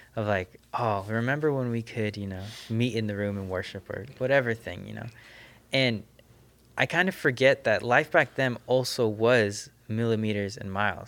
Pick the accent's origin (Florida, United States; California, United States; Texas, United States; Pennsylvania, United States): California, United States; Southern; I grew up in the Adventist, this, this SoCal Adventist system